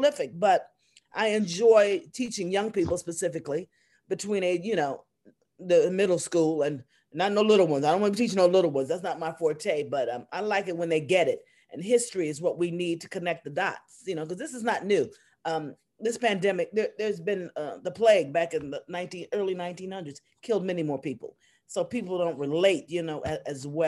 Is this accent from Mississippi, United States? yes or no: no; New York City, New York, United States; also born or lived in North Carolina; I'm originally from New York City. I was raised there. I wasn't born there